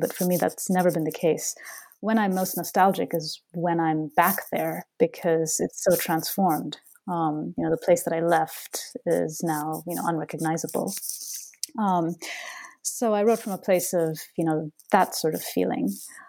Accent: Bengaluru, Karnataka, India; adolescence growing up in Bangalore, because that was an experience that I myself had.

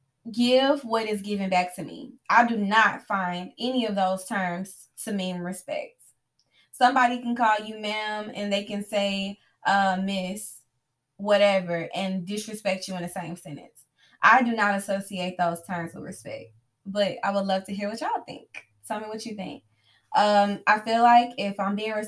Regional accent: the South, United States; me growing up in the South, being Black, being female, I have been conditioned from a young age to talk to my elders

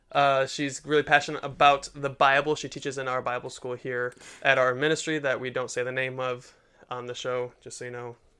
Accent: Detroit, Michigan, United States; born or raised there

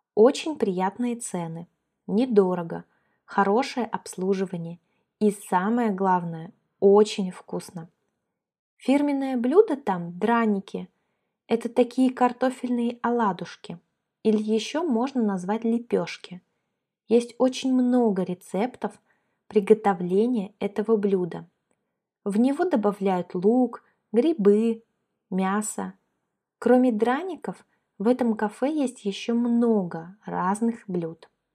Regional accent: Kaliningrad, Kaliningrad Oblast, Russia; moved away as an adult; also born or lived in Moscow; Мы выросли в Калининграде

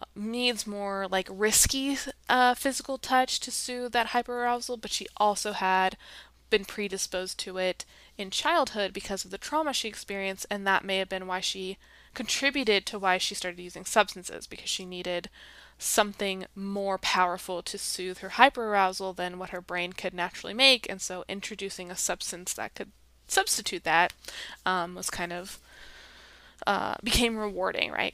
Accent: United States; my own experience as an American

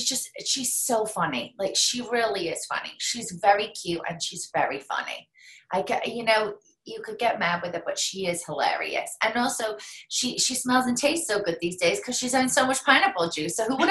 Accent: England, United Kingdom; because believe me, she has seen me drink a lot for many years. I'm English. It's like ingrained in me.

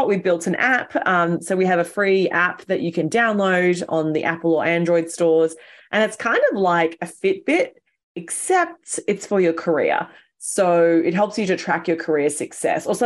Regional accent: Australia; accent: Aussie; moved away as an adult; now in New York City, United States; I'm Aussie, which probably your listeners can tell from the way that I sound

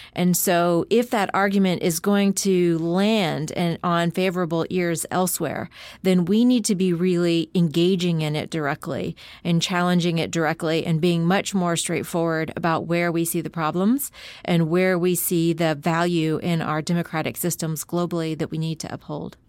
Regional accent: United States; as an American

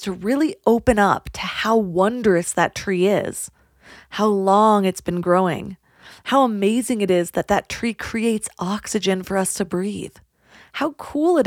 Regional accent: California, United States; growing up in California, the beauty of nature was just so commonplace

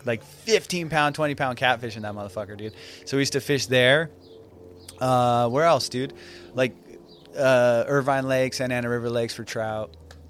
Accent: Iran; now in United States; I just did it because we're immigrants, you know, we're from Iran. So we came here.

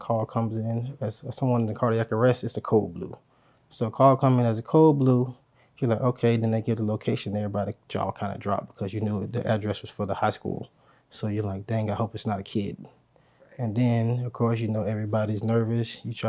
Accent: Pompano Beach, Florida, United States; No, I'm originally from South Florida, Pompano Beach, Florida.

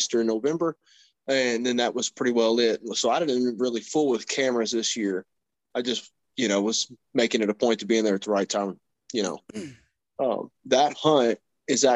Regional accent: Kentucky, United States; moved away as an adult; now in Indiana, United States; I live in Indiana currently. I'm from Kentucky. I've lived there my entire life

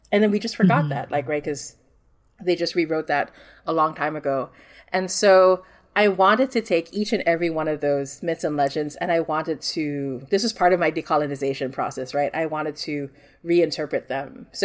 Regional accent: Singapore; so I grew up in Singapore and like our horror stories in Singapore.

